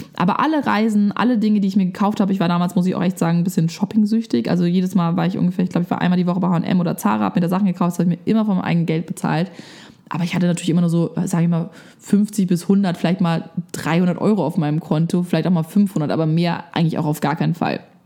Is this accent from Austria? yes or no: no; Germany; bei uns in Deutschland